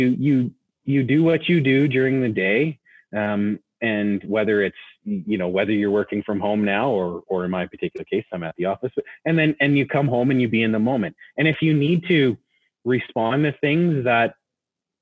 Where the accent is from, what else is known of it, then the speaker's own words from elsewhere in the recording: Nelson, British Columbia, Canada; I grew up in Nelson in BC.